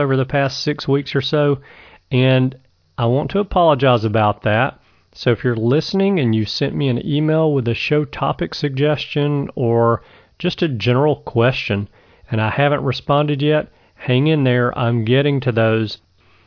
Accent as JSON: {"language": "English", "region": "Alabama", "country": "United States", "said": "my home state of Alabama"}